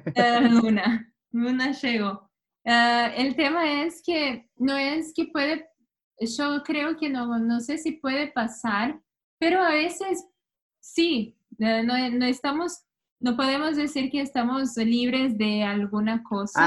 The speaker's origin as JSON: {"language": "Spanish", "area": "where Grêmio plays", "region": "Rio Grande do Sul", "country": "Brazil", "second_language": "Spanish", "moved": "yes", "lives_now": "New York, United States", "said": "es de donde yo soy."}